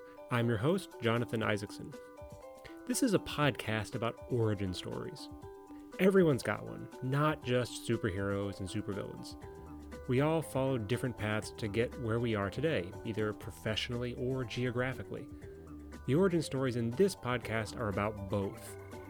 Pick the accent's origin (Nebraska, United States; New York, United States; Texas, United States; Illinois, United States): Illinois, United States; Chicago; I'm also from the Chicago area